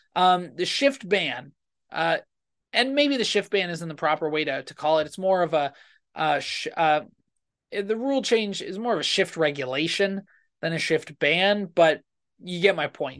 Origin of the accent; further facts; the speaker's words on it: United States; as an American